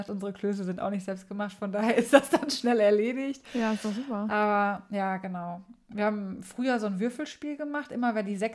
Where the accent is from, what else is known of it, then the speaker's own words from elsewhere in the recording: Essen, North Rhine-Westphalia, Germany; früher es gab ganz früher mal am 23. immer eine Party hier bei uns in Essen